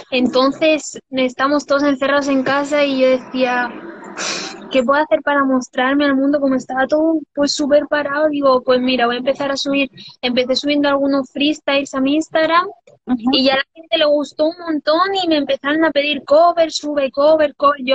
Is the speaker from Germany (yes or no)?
yes; Düsseldorf, North Rhine-Westphalia, Germany; born there; La verdad es que soy mitad cubana y mitad española. Y bueno, y nacida en Düsseldorf, porque no nací ni aquí.